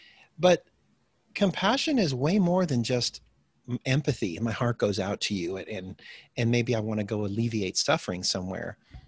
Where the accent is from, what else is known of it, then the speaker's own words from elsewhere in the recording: DR Congo; also born or lived in Midwest, United States / Botswana; Well, I'm originally from the Midwest, United States here. My parents were farming families, but they decided to become missionaries in Africa, starting in the early 70s, or late 60s, early 70s. And so I spent my early childhood in Zaire, which is now the Democratic Republic of Congo.